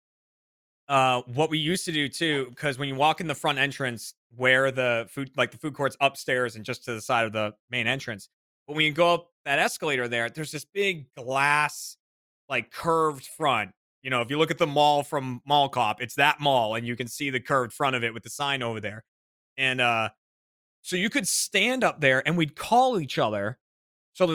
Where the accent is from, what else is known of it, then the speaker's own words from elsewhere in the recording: Burlington, Massachusetts, United States; my hometown in Burlington, Mass